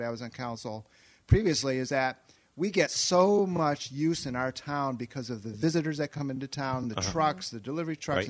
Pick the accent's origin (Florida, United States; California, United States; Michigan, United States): Michigan, United States; Saugatuck; moved away as an adult; also born or lived in Chicago; Born and raised in Saugatuck. And spent a few years away in Chicago for love.